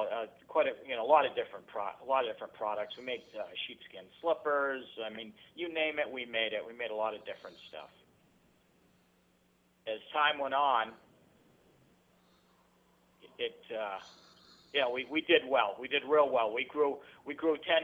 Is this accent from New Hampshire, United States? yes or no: yes; Fitzwilliam, New Hampshire, United States; born and brought up in Fitzwilliam, New Hampshire, a small town of 1,000 people